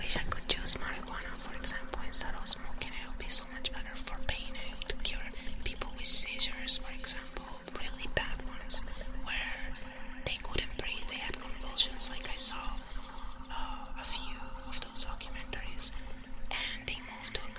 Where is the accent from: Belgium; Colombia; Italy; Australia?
Italy; now in Canada; I come from Italy